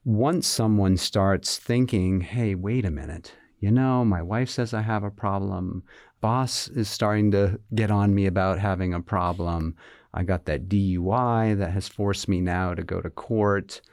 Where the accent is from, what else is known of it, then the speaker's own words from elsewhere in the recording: Massachusetts, United States; moved away as an adult; now in Virginia, United States; I'm originally from Massachusetts. you know, born, bred